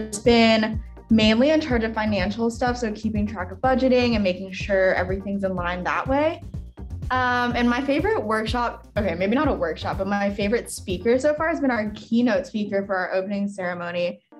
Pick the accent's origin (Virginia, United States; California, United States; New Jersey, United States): Virginia, United States; Northern; I'm a third year in the comm school. I'm from Northern Virginia.